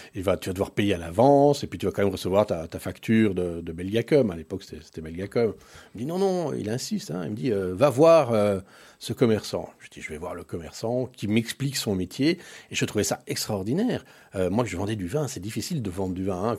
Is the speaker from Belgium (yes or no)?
yes; Brussels, Brussels-Capital Region, Belgium; also born or lived in Paris, France; nous sommes arrivés en Belgique en 1971